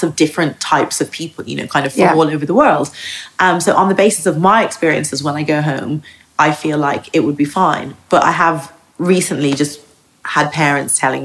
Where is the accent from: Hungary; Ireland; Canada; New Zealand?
Ireland; Dublin, Leinster; moved away as an adult; also born or lived in United States; now in Margate, United Kingdom; I grew up in Ireland, like that I'm Irish.